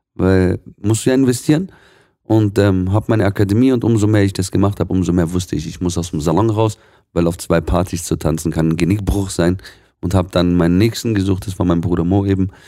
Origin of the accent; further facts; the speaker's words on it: Swabia, Baden-Württemberg, Germany; gebürtiger Schwabe, meine, ursprünglich aus dem Libanon